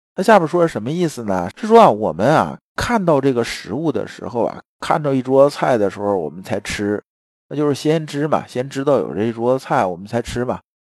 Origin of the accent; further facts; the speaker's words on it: China; 因为我们中国人其实讲话一直也都这样子啊